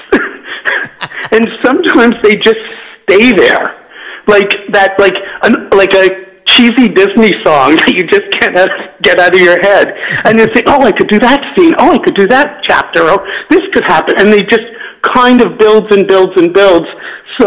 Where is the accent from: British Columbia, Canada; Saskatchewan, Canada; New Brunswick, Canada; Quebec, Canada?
Quebec, Canada; Montreal; now in Southern California, United States; I'm originally from Montreal